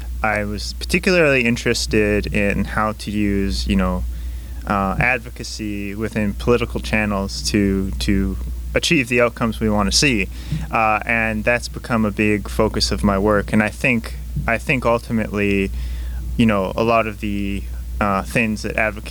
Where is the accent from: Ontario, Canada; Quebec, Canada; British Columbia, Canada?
British Columbia, Canada; Vancouver; also born or lived in Langley; I'm from Vancouver, and I also spent some time in Langley growing up